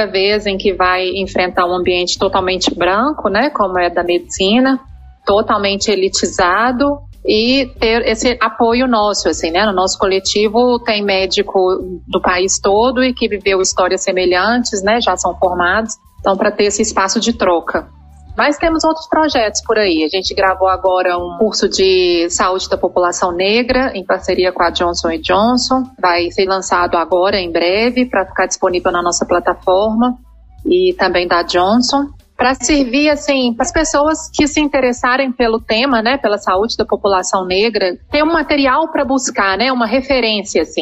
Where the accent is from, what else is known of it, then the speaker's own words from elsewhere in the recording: Belo Horizonte, Minas Gerais, Brazil; moved away as an adult; also born or lived in Salvador; now in São Paulo, Brazil; Eu sou mineira, nasci em Belo Horizonte, fiz faculdade lá na UFMG.